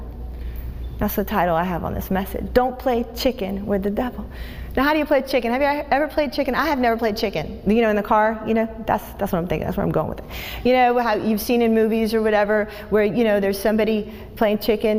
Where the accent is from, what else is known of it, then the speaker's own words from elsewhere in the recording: Tampa, Florida, United States; I'm from Tampa